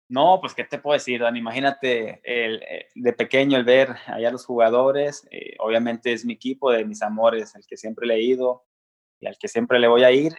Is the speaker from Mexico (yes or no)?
yes; Mexico; desde el rancho de donde soy, originario de Nuevo León, Coahuila